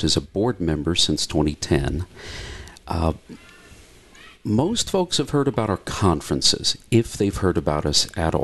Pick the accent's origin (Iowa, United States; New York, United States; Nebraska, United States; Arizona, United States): Nebraska, United States; moved away as an adult; also born or lived in Wyoming; now in Sheridan, Wyoming, United States; I'm originally from Nebraska